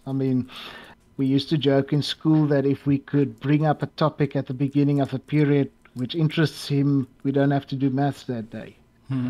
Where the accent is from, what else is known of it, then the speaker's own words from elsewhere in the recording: South Africa; i think of myself as the best known south african